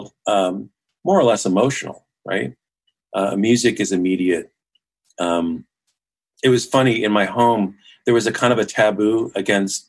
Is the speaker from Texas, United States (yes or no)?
no; Los Angeles, California, United States; I'm born and raised in Los Angeles